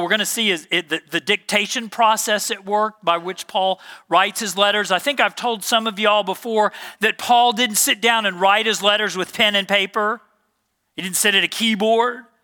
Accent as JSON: {"language": "English", "town": "Dallas", "region": "Texas", "country": "United States", "tie": "born or raised there", "moved": "as an adult", "said": "I grew up in Dallas, Texas"}